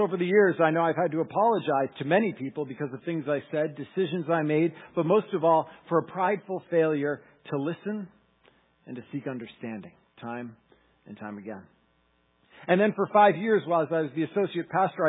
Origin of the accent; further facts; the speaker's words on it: Massachusetts, United States; I'm from Massachusetts